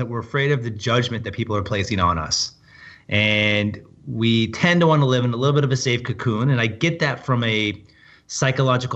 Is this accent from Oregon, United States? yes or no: yes; Portland, Oregon, United States; I grew up in Portland, Oregon